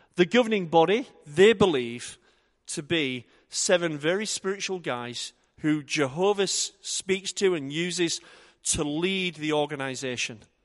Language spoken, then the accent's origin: English; Yorkshire and the Humber, United Kingdom; I'm from Yorkshire